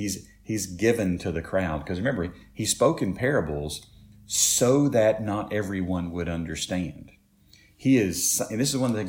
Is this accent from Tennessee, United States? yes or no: yes; Shelbyville, Tennessee, United States; We grew up in Shelbyville